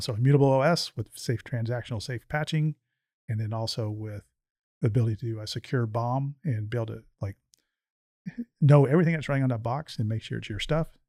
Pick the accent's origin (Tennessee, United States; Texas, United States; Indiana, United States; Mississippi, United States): Texas, United States; Houston; I went to high school right down the road here at Springwoods